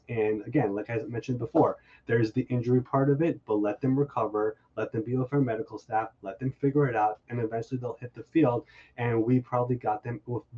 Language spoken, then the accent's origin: English; New York, United States; I'm from New York